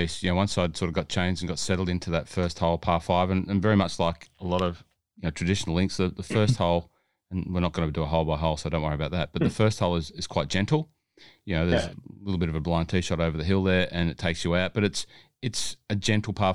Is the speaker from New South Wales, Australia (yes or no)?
yes; Hunter Valley, New South Wales, Australia; I'm from the Hunter Valley